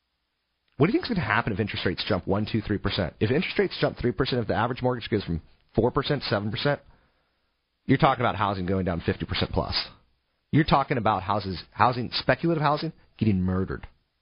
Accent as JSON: {"language": "English", "region": "East Coast", "country": "United States", "said": "I come from the East Coast, where if you leave your house at 4, you may not get to 7-Eleven and back by 5."}